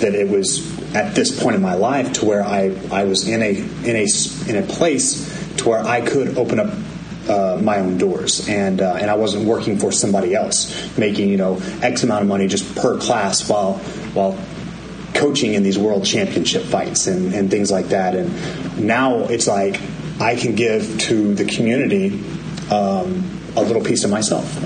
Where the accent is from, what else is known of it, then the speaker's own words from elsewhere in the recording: Amarillo, Texas, United States; I'm born and raised in Amarillo